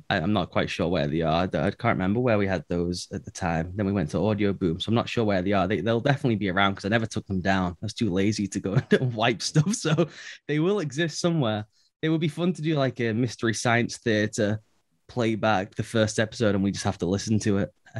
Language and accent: English; England, United Kingdom; So I decided I am going to do an American accent. So when they call, they cannot tell I'm English.